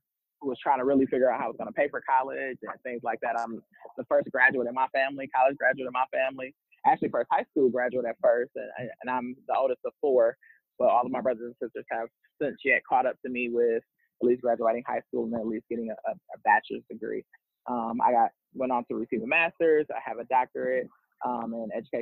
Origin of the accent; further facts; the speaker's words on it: Milwaukee, Wisconsin, United States; moved away; I'm from Milwaukee, Wisconsin, born and raised